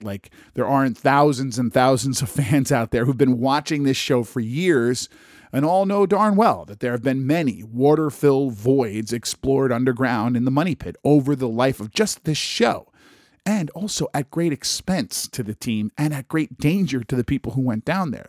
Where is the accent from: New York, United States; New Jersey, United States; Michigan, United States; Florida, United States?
New Jersey, United States; a fellow Jersey boy